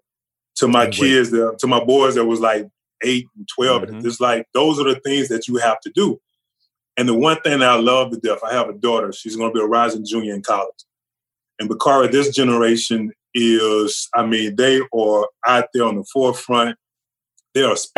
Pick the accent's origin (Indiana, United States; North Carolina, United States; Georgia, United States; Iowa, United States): North Carolina, United States; Charlotte; also born or lived in Louisiana; we moved from Louisiana to North Carolina, to Charlotte